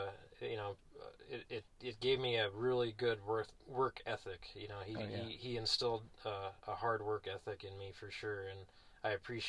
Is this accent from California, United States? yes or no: yes; Los Angeles County, California, United States; also born or lived in Sierra Nevada; growing up near Los Angeles County, the suburbs of Los Angeles County, not really known for horses, but there are a lot of horse ranches there.